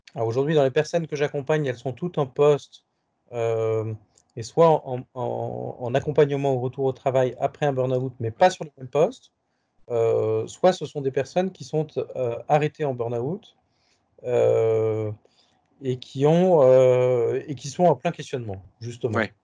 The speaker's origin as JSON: {"language": "French", "town": "Paris", "region": "Île-de-France", "country": "France", "tie": "born or raised there", "also_born_or_lived": "India / Japan", "said": "un retour à Paris où j'ai grandi adolescent, puis jeune adulte"}